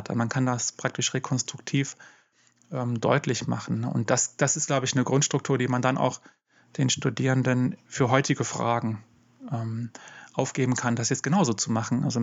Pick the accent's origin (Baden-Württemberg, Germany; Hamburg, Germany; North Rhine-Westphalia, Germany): North Rhine-Westphalia, Germany; Dortmund; ich habe auch in Dortmund, wo ich herkomme, von der TU Dortmund eben auch systematische Theologie gelehrt.